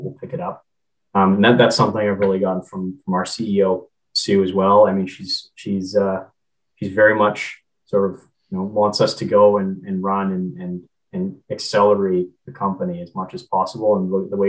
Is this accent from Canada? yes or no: yes; Canada; I'm Canadian